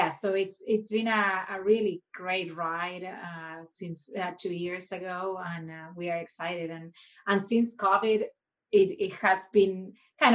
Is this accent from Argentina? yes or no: yes; Argentina; now in United States; we are originally both from Argentina, where our go-to weekly meals were empanadas